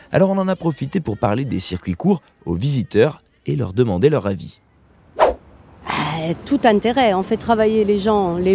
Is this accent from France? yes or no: yes; Corsica, France; Moi je ne fais que ça, je viens de Corse, donc nous on est en circuit court.